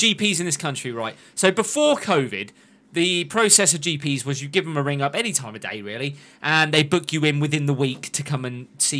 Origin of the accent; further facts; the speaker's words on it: Yorkshire and the Humber, United Kingdom; Did you know I'm from Yorkshire?